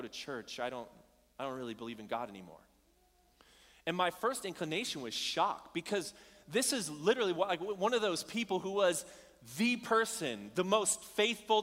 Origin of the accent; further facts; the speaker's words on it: Bullhead City, Arizona, United States; moved away; I grew up in Arizona, a small town called Bullhead City